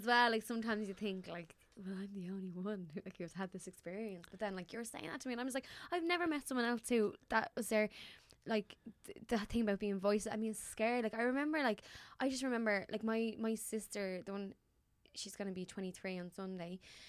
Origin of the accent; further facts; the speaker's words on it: Dublin, Leinster, Ireland; because I'm from East Wall and there'd be a lot of joyriders